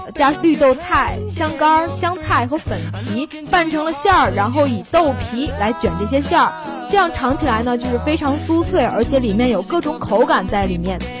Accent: Tianjin, China; 作为一个天津人

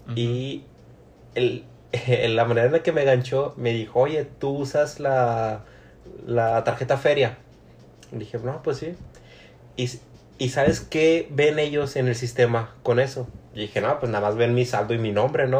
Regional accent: Monterrey, Nuevo León, Mexico; nosotros somos de Monterrey

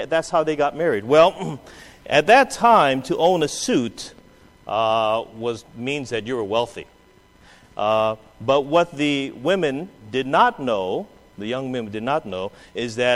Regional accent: Hawaii, United States; My great grandmother, you know, we're from Hawaii. My great grandmother was a picture bride.

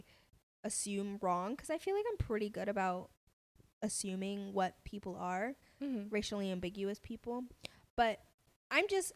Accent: Atlanta, Georgia, United States; I'm black from Atlanta

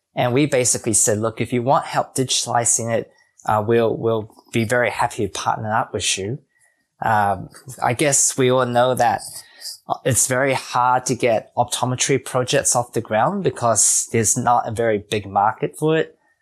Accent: New Zealand; being a Kiwi and also for myself growing up in New Zealand

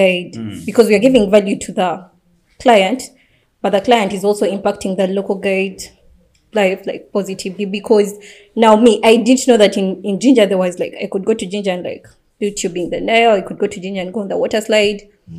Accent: Bali, Indonesia; English is a second language; I come from Bali, so I can make a call to my people

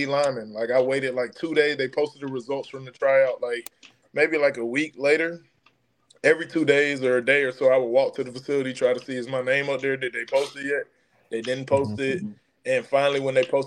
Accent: Scottdale, Georgia, United States; I'm from Scottsdale, Georgia.

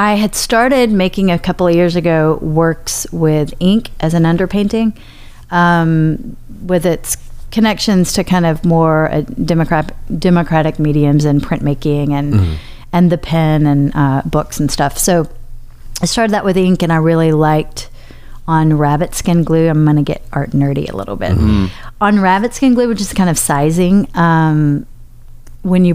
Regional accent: Hot Springs, Arkansas, United States; moved away as an adult; also born or lived in Knoxville / Boston; now in Nashville, United States; I am from Arkansas

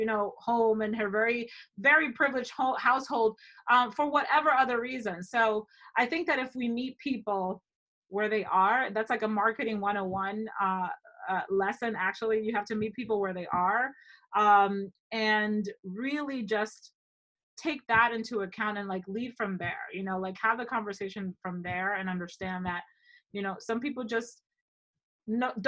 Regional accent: Dominican Republic; also born or lived in Ohio, United States; now in New York, United States; I grew up partially in the Dominican Republic, but I also lived in Ohio for 5 years

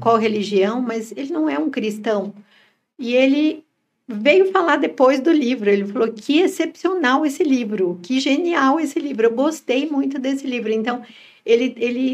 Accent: São Paulo, Brazil; Nós somos de São Paulo

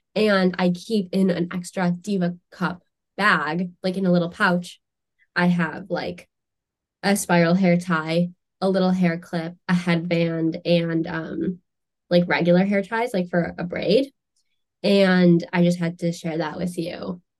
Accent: United States; as an American

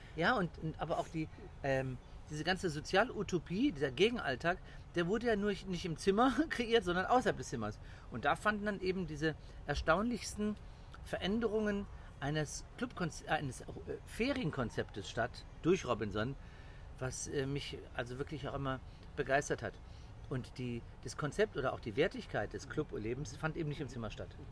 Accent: Cologne, North Rhine-Westphalia, Germany; moved away as an adult; also born or lived in Portugal; ich bin ein Kölsche Jung

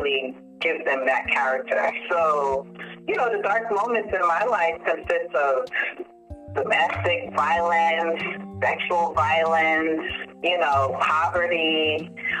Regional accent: New York City, New York, United States; also born or lived in Pensacola, Florida / Trinidad; now in Atlanta, United States; I grew up in Brooklyn. And actually, no, I came to Brooklyn late elementary, but the year that really influenced me and who I am were my teenage years in Brooklyn

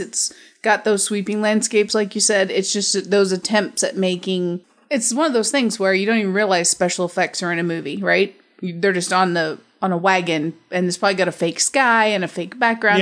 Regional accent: Middle America, Midwest, United States; I'm from America, middle America

